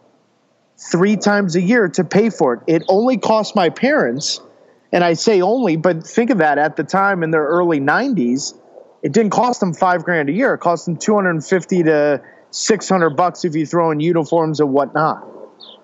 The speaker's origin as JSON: {"language": "English", "town": "Chesterfield", "region": "Missouri", "country": "United States", "tie": "born or raised there", "also_born_or_lived": "Minneapolis, Minnesota / Chicago", "said": "I spent pretty much from, I want to say third grade on in Chesterfield, Missouri, fourth grade on, sorry, Chesterfield, Missouri"}